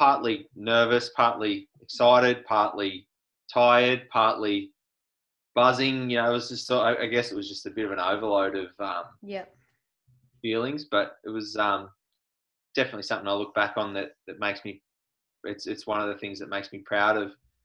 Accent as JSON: {"language": "English", "town": "Cape Bridgewater", "region": "Victoria", "country": "Australia", "tie": "born or raised there", "said": "I grew up in Cape Bridgewater, which is in the far west of Victoria."}